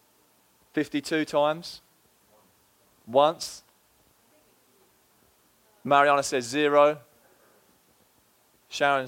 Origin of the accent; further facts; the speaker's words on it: England, United Kingdom; moved away as an adult; now in Fall River, United States; It's been 3 years. I do live here now, and I am from England